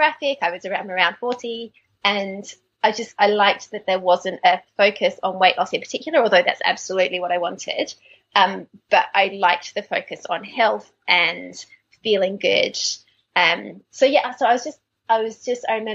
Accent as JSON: {"language": "English", "country": "Australia", "accent": "Australian", "moved": "as an adult", "lives_now": "London, United Kingdom", "said": "I'm Australian. You can probably hear from my accent, but as I say, I moved to England about 15 years ago"}